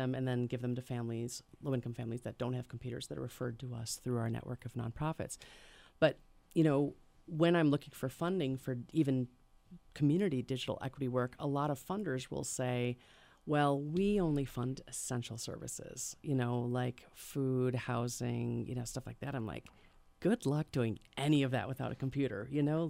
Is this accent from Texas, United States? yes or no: no; Hartford, Wisconsin, United States; now in Madison, United States; originally I'm from Hartford, Wisconsin.